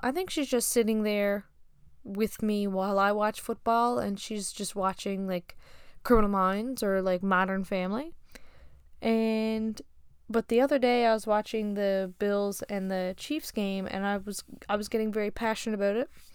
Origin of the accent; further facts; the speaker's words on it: Newfoundland and Labrador, Canada; I'm from Newfoundland, Canada